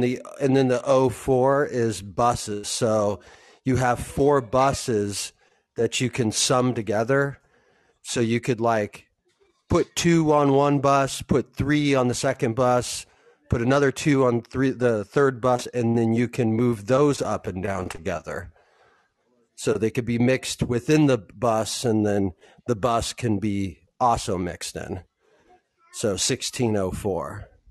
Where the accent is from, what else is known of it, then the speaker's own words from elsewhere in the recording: Southern California, United States; I'm from Southern California